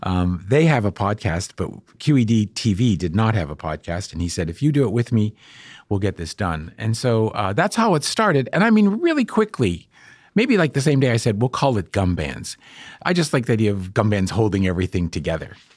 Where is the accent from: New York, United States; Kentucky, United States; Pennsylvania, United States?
Pennsylvania, United States; Bethel Park; moved away; I grew up in Bethel Park